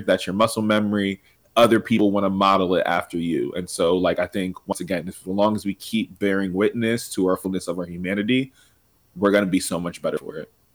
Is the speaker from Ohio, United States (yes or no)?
no; Reading, Pennsylvania, United States; moved away; also born or lived in Philadelphia; I'm originally from Reading, PA